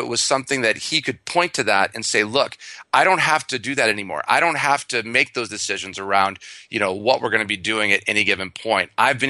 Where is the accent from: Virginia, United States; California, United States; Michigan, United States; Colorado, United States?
Michigan, United States; I'm from Michigan originally, so I have a lot of car analogies.